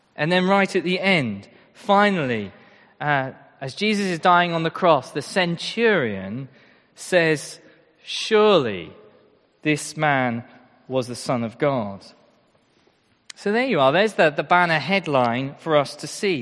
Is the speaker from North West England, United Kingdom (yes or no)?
no; Royston, East of England, United Kingdom; I'm from Royston